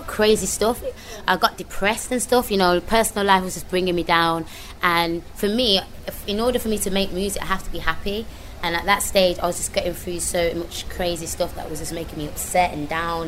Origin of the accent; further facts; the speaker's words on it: Birmingham, West Midlands, United Kingdom; accent: strong brummy; moved away; also born or lived in London; I'm not going to make it with this strong, brummy accent